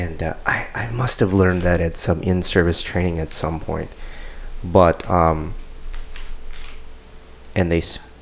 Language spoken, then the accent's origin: English; St. Paul, Minnesota, United States; I ran around all over in St. Paul, so yeah, I mean, I grew up in St. Paul